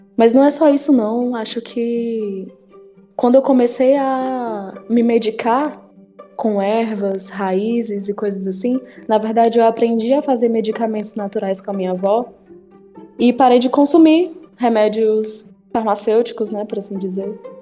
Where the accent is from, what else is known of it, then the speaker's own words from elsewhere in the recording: Horizonte, Ceará, Brazil; also born or lived in Piauí; Eu não morei a minha vida toda em Horizonte. Eu morei os primeiros anos da minha vida no Piauí